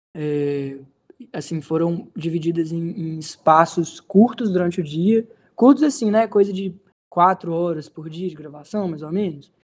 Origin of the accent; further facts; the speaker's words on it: Teófilo Otoni, Minas Gerais, Brazil; em Teófilo Otoni, que é de onde eu sou